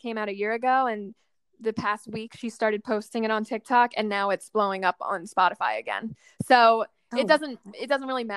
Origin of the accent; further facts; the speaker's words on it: New York, United States; I grew up near New York City